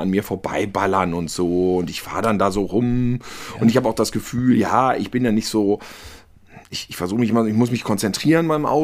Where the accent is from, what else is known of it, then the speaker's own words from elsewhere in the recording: North Rhine-Westphalia, Germany; Und als Ostwestfale habe ich nicht dieses Köln-Düsseldorf-Problem.